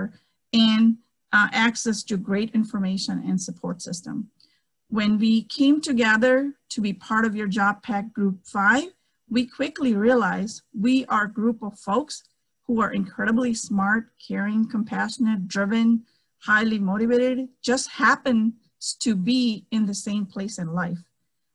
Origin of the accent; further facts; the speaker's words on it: India; English is a second language; moved away; I'm a girl from India